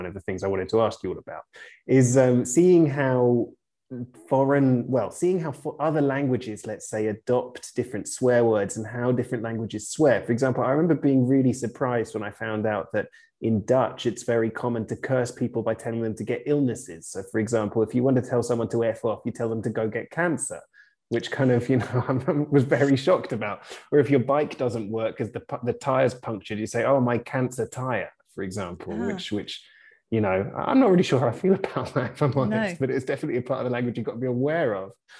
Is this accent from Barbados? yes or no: no; London, United Kingdom; us growing up in London